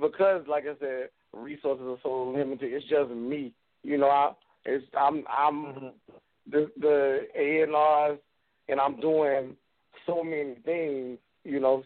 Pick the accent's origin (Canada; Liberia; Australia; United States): United States; Wilmington, North Carolina; I'm from Wilmington, North Carolina.